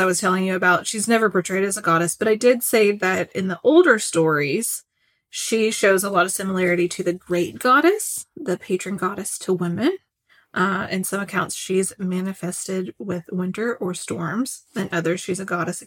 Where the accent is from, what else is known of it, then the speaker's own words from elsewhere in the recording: Kentucky, United States; accent: Kentucky; my Kentucky accent